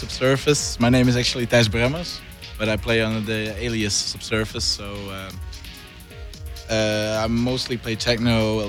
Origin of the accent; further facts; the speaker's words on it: Maastricht, Limburg, Netherlands; moved away; I'm originally from Maastricht